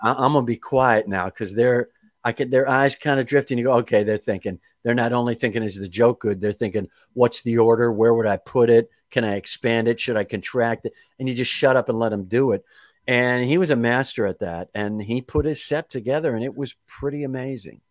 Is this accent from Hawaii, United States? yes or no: no; Kenosha, Wisconsin, United States; I am from Kenosha, Wisconsin